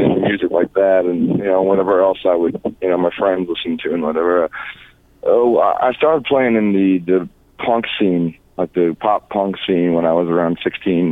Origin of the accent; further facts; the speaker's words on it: Orange County, California, United States; also born or lived in Monterey Bay, California; I grew up in Monterey Bay, California, and I moved down here when I was around, young kid